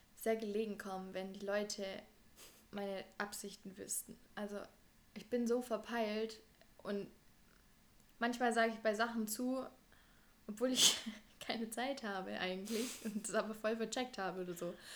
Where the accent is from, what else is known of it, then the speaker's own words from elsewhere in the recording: Germany; wir in Deutschland aufgewachsen